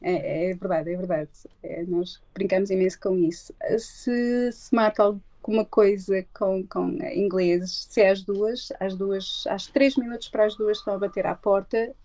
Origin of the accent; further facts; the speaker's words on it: Barcelos, Braga, Portugal; moved away as an adult; now in London, United Kingdom; Eu sou de Barcelos